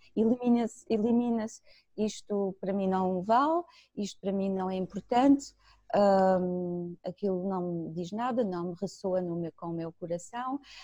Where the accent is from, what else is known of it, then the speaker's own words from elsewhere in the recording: Germany; moved away; cresci na Alemanha